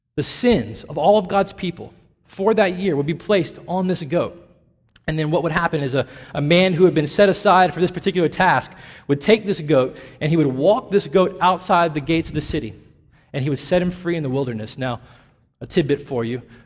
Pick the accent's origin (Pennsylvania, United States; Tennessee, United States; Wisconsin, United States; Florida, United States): Tennessee, United States; Nashville; moved away; I grew up in the South, in Tennessee, and in the epicenter of it all in Nashville